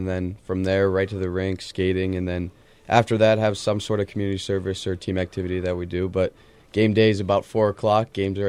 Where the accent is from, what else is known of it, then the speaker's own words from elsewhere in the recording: Pittsburgh, Pennsylvania, United States; now in Des Moines, United States; I'm from Pittsburgh, Pennsylvania.